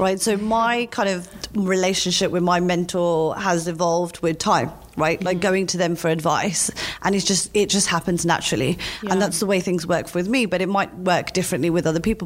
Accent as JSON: {"language": "English", "region": "London", "country": "United Kingdom", "said": "I'm from London"}